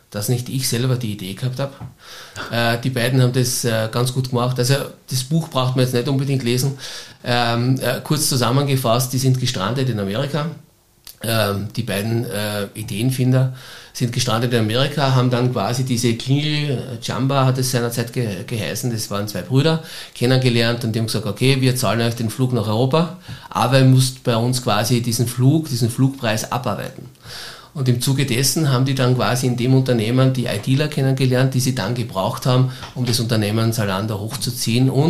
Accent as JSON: {"language": "German", "region": "Styria", "country": "Austria", "lives_now": "Vienna, Austria", "said": "viele sagen, äh, du als Steirer kannst doch nicht in Wien bei einem Fußballclub quasi Fan sein."}